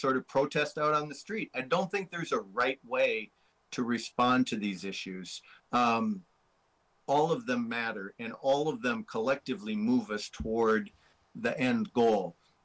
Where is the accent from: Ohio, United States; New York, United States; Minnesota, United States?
Minnesota, United States; I'm from Minnesota